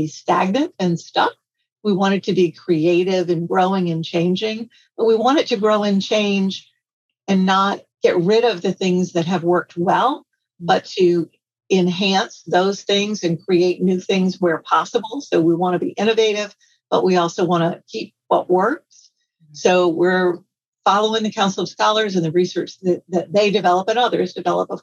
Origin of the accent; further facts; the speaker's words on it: Louisiana, United States; I'm from Louisiana and we make gumbo